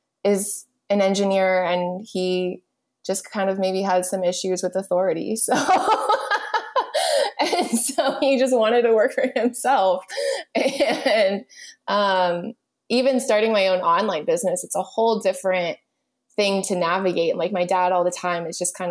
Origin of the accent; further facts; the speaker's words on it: United States; I am a second-generation Cuban-American